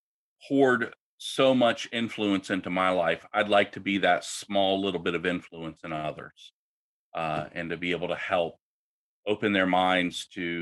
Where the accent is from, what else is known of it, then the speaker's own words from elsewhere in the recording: Washington, District of Columbia, United States; moved away; also born or lived in Oklahoma / New Orleans; I grew up in the Washington, D.C. area